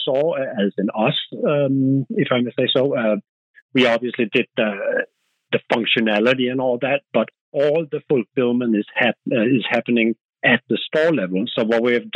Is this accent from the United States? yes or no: no; Denmark; accent: Danish; English is a second language; moved away; As you can hear on my accent, I'm Danish